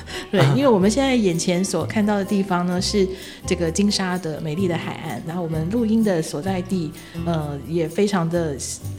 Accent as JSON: {"language": "Chinese", "country": "Taiwan", "lives_now": "Matsu, Taiwan", "said": "其实呃，我我因为我们毕竟都是从台湾跳岛过来的啦，对。"}